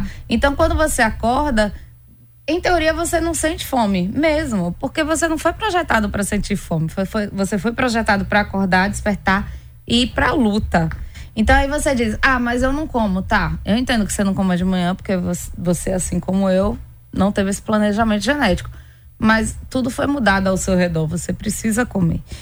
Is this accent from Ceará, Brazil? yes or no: no; Pernambuco, Brazil; eu sou pernambucana.